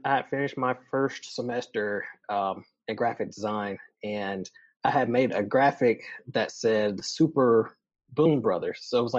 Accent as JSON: {"language": "English", "area": "Tuscaloosa area", "region": "Alabama", "country": "United States", "tie": "born or raised there", "also_born_or_lived": "Auburn, Alabama", "moved": "as an adult", "lives_now": "Montgomery, United States", "said": "I grew up around the Tuscaloosa area."}